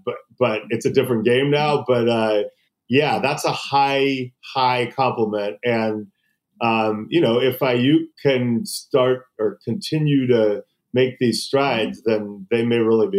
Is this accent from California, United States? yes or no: yes; Los Angeles, California, United States; also born or lived in San Francisco; And I had grown up a 49er fan in L.A.